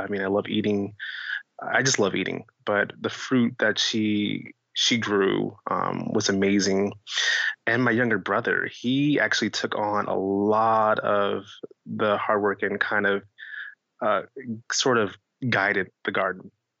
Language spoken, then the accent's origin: English; Vallejo, California, United States; I was born in Vallejo, California